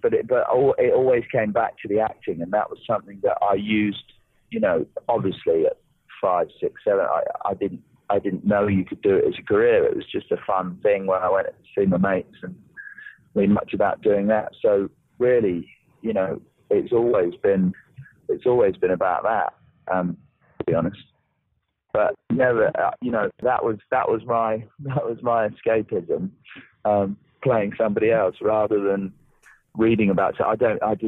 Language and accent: English; Norwich, East of England, United Kingdom; I was born in Norwich in Norfolk, which is in the east of England.